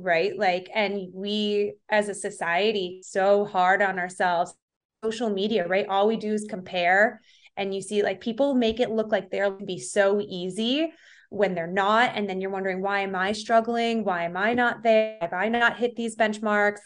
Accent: Rush, New York, United States; I grew up in Rochester, New York, more specifically Rush. It's like a suburb of the Greater Rochester area

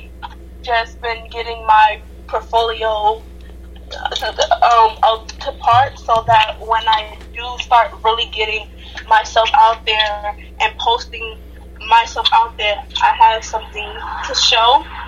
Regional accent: New York City, New York, United States; I'm from Harlem, New York.

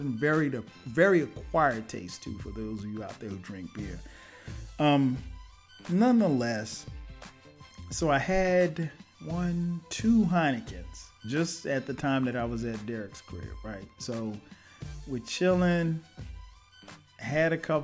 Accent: Florence, South Carolina, United States; moved away as an adult; now in Atlanta, United States; I go back home to my hometown, Florence, South Carolina.

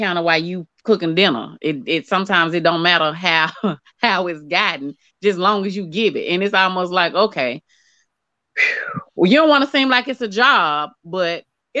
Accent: Arkansas, United States

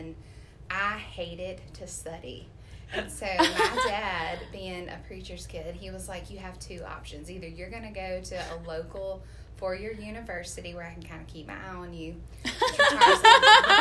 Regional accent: Flowood, Mississippi, United States; I am from Flowood, Mississippi, born and raised there.

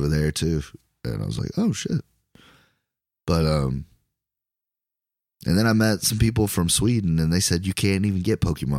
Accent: Ireland; Yeah. Good on you, man. I'm Irish. What about it?

